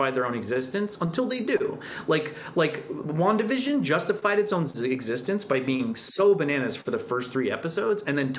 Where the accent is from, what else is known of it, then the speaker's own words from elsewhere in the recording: Canada; as a Canadian